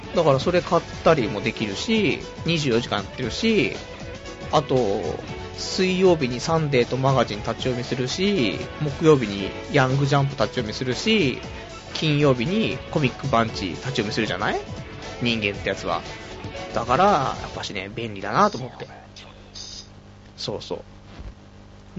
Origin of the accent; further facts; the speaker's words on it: Saitama, Japan; also born or lived in Tokyo; 埼玉生まれ、埼玉育ち、で、ちょっと上京したけども、すぐ挫折して今埼玉県民